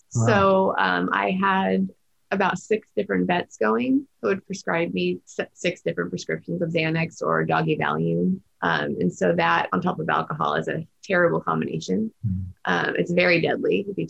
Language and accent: English; Huntington Beach, California, United States; I grew up in Orange County, Huntington Beach, in Newport Beach